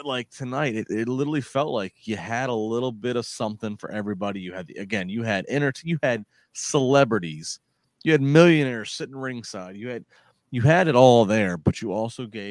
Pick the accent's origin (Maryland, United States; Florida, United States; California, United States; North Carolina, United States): Maryland, United States; Calvert County; moved away as an adult; also born or lived in Pittsburgh; In the county I grew up in Maryland, in Calvert County